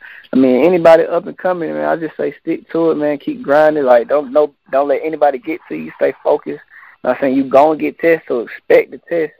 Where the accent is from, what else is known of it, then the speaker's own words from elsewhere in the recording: Atlanta, Georgia, United States; Growing up in Atlanta